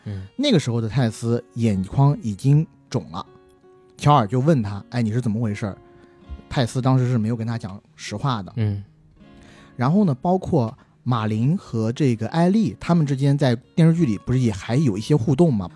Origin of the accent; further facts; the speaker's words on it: southern China, China; 我是南方人